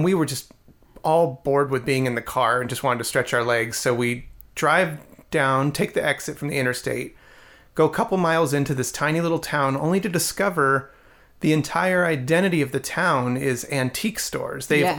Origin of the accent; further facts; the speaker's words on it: Rocky Mountain region, United States; we're from the Rocky Mountain region our entire lives